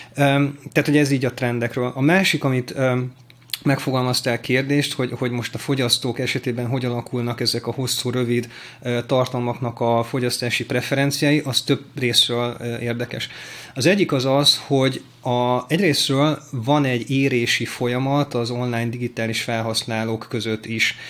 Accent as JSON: {"language": "Hungarian", "country": "Hungary", "tie": "born or raised there", "said": "én vidéken nőttem fel"}